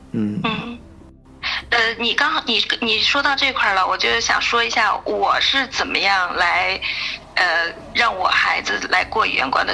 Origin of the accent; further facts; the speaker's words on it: China; first language Chinese; moved away as an adult; now in Germany; 中国，中文咱们不用说了，这是母语